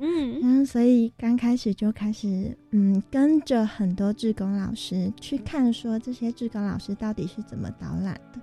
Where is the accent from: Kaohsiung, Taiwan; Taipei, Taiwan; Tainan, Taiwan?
Tainan, Taiwan; 我本身是台南人